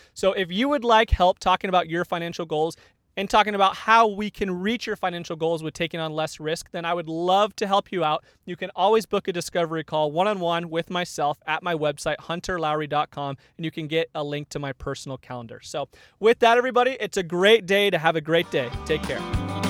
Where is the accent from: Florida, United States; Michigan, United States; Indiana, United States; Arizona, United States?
Arizona, United States; now in Northern California, United States; I grew up in Arizona, so not used to having real winters.